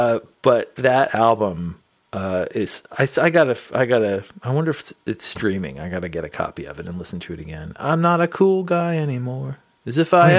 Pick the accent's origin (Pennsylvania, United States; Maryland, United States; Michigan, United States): Pennsylvania, United States; Allentown; born or raised there; now in Ithaca, United States